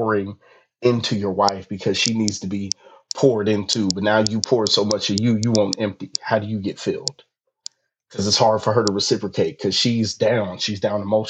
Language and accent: English; California, United States; I'm from California